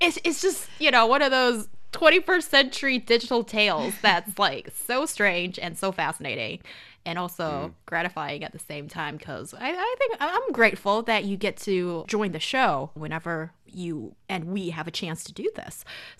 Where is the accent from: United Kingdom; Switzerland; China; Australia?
China; English is a second language; I'm Chinese, I don't love it.